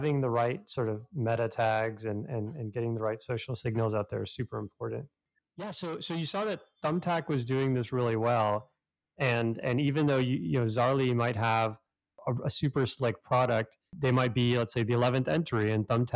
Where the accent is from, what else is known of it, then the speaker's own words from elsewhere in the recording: Canada; growing up in Canada